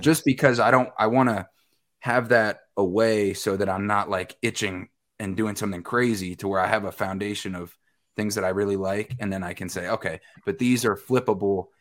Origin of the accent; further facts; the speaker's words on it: Westchester County, New York, United States; now in Medford, United States; I grew up in Westchester County, New York